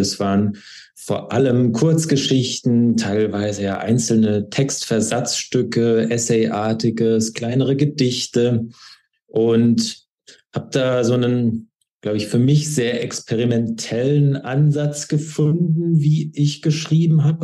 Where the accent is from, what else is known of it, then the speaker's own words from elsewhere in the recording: Schwäbisch Hall, Baden-Württemberg, Germany; moved away as an adult; also born or lived in Trier / Atlanta / St. Paul; now in Berlin, Germany; komme genauer gesagt aus Schwäbisch Hall, bin dort geboren und aufgewachsen